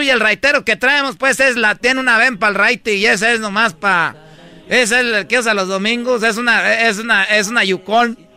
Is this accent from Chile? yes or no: no; Michoacán, Mexico; pues yo soy de Michoacán, ya sabes que a nosotros nos gustan familias grandes